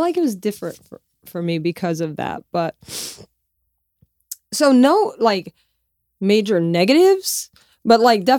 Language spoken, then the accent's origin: English; Louisiana, United States; Growing up in Louisiana, dates are kind of like made for you.